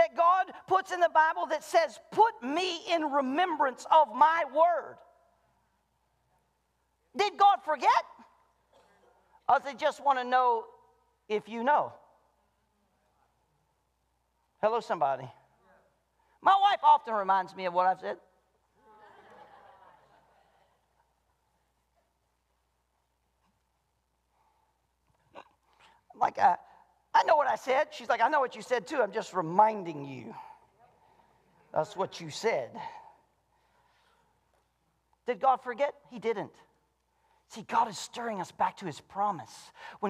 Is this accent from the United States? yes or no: yes; the South, United States; moved away; I'm from the South, and we did revival twice a year